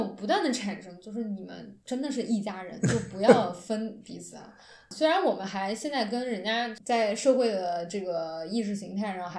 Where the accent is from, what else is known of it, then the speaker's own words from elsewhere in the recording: China; 我看韩剧是我作为一个中国人对精神代餐追求的一个结果。